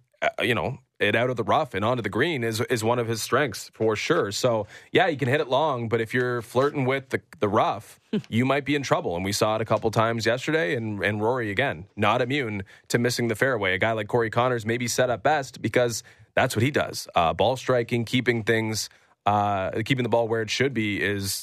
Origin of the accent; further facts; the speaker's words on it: Canada; we're Canadian